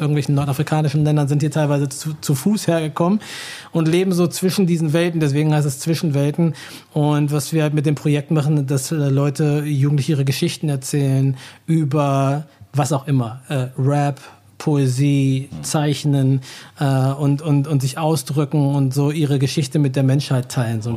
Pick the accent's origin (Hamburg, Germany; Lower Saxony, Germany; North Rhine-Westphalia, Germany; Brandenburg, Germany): Lower Saxony, Germany; Hanover; moved away as an adult; also born or lived in Virginia / New Jersey / New York / Rhode Island; now in Berlin, Germany; Ich habe den großen, größten Teil meiner Kindheit in Hannover verbracht und bin dann zu meiner Familie nach Amerika gezogen